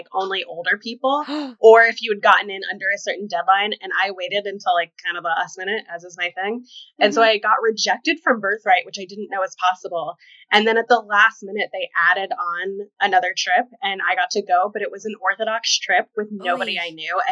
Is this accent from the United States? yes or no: yes; Kentucky, United States; now in New York, United States; Originally, Kentucky